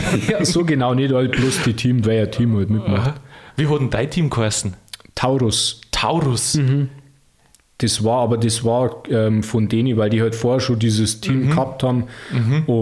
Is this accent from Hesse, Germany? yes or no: no; Unterschleißheim, Bavaria, Germany; Also, ich komme aus Unterschleißheim und gebürtiger Münchner und ja